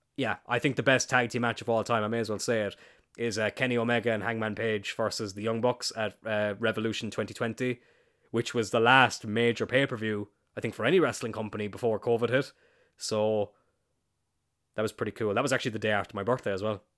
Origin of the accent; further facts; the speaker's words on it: East Cork, Munster, Ireland; I'm from East Cork